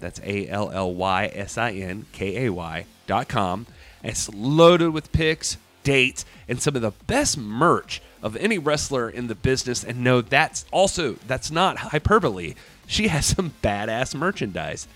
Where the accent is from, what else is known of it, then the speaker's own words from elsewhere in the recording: United States; As an American